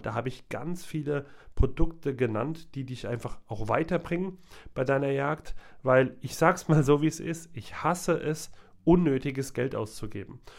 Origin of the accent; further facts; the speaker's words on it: Hesse, Germany; Ich als Hesse